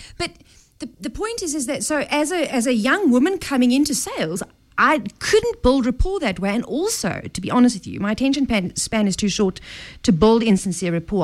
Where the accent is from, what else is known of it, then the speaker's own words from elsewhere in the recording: South Africa; I'm South African